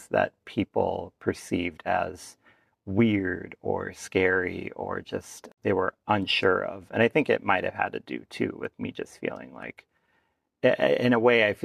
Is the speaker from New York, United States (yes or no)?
no; Minnesota, United States; my dad works in St. Paul, about 75 miles away from my hometown